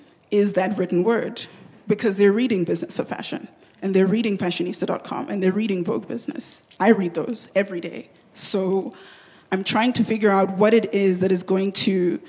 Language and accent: English; Nigeria; I'm Nigerian